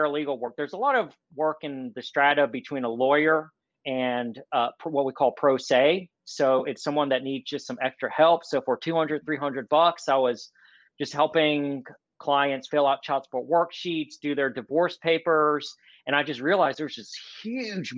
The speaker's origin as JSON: {"language": "English", "region": "North Carolina", "country": "United States", "tie": "born or raised there", "moved": "as an adult", "lives_now": "Atlanta, United States", "said": "I was born and raised in North Carolina"}